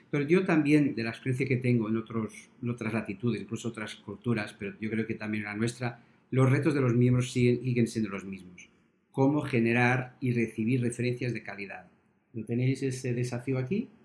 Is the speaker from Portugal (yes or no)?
yes; Portugal; now in Spain; yo que soy portugués y trabajo en España